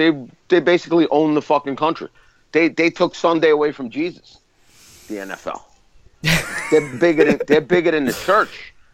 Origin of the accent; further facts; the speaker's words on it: New York City, New York, United States; I grew up in Brooklyn.